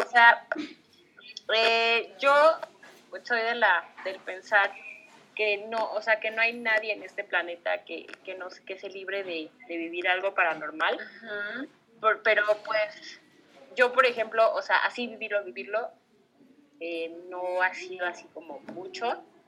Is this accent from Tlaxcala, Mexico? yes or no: no; Xalapa, Veracruz, Mexico; moved away as an adult; viví aquí, pero pues que crecí en Jalapa